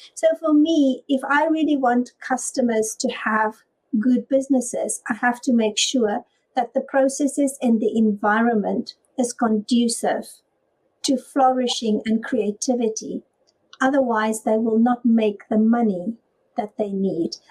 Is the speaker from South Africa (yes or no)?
yes; South Africa; now in United Kingdom; I'm originally from South Africa